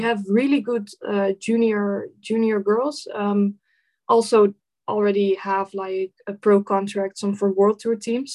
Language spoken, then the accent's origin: English; Netherlands; I'm from the Netherlands.